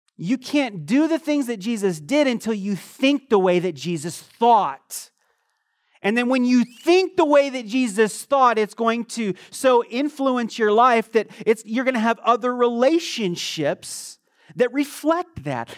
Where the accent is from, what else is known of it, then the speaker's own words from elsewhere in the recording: United States; moved away as an adult; also born or lived in Croatia / Eastern Europe; I'm an American